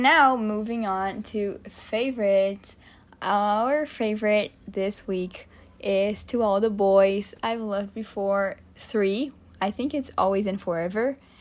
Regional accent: Vitória, Espírito Santo, Brazil; moved away; Victoria is my hometown

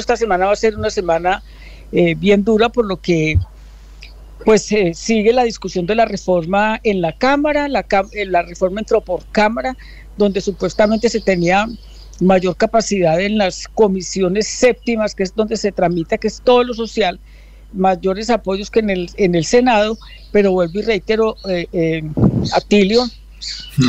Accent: Colombia

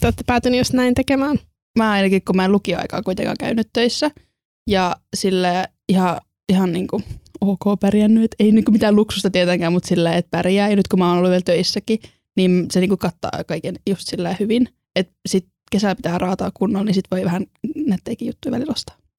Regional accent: Estonia; also born or lived in Salo, Finland; now in Turku, Finland; mä oon Virosta alun perin.

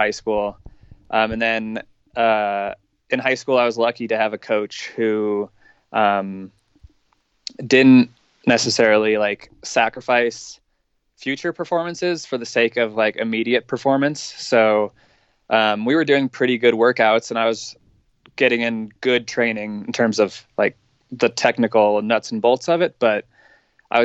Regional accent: Golden, Colorado, United States; moved away; my hometown in Colorado, in Golden

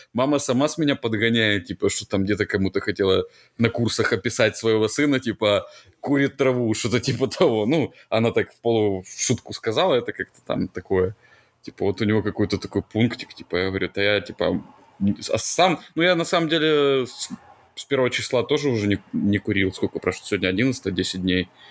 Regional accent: Ukraine; Я как украинец

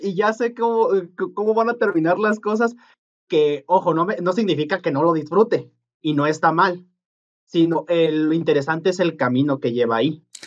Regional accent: Mexico; donde somos nosotros, el náhuatl y el purépecha son más comunes

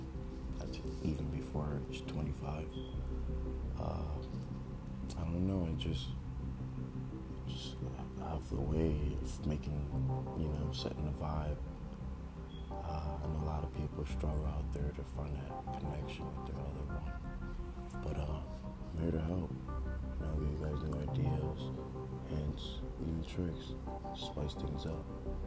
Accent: New Jersey, United States; 24. I'm from New Jersey.

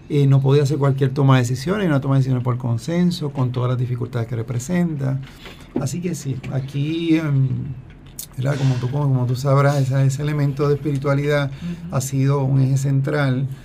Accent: Dorado, Puerto Rico; yo me crié en Dorado y allí conoces a los espiritanos.

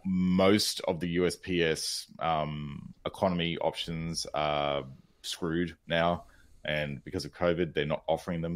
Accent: Australia; I'm Australian

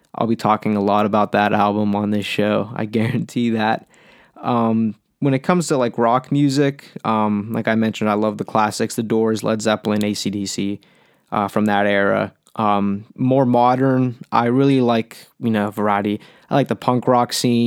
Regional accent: Pittsburgh, Pennsylvania, United States; been born and raised in Pittsburgh all my life

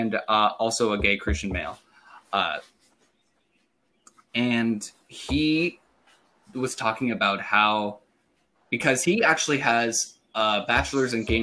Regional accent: Redding, California, United States; born and raised in Redding, California

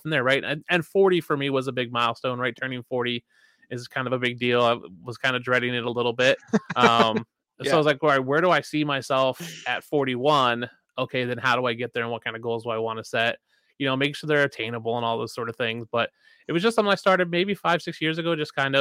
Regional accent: Philadelphia, Pennsylvania, United States; now in Madison, United States; I'm from Philadelphia originally, live in Madison, Wisconsin now. So like, we grew up close to each other, you know, the same area

